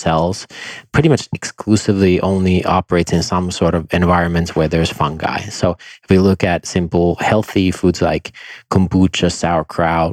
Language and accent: English; Finland; I grew up in Finland